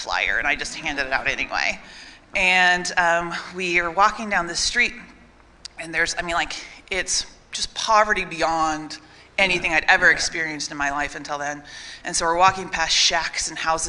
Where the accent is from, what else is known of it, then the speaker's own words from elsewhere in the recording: Grand Junction, Colorado, United States; I'm from Grand Junction, Colorado